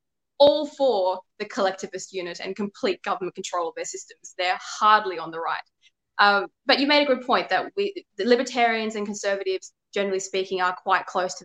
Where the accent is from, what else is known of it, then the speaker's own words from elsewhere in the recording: Sydney, New South Wales, Australia; I was born on the North Shore of Sydney. I went to school there in a private school